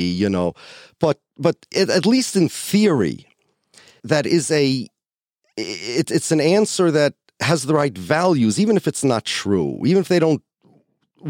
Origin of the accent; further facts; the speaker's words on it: United States; I grew up here in the United States of America, and I used the Pledge of Allegiance to the flag in school